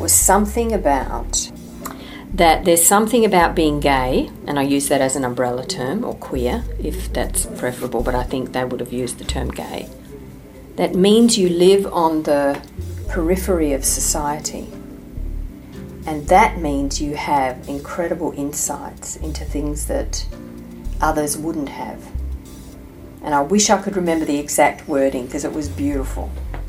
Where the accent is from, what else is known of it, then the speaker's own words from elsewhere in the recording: Australia; it's probably more about growing up in Australia than anything else